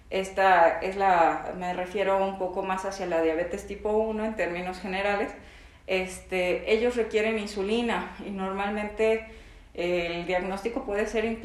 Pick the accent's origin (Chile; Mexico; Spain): Mexico; si mis papás, por ejemplo, tuvieron diabetes tipo 2 y aparte soy mexicano, este, tengo mayor predisposición a tener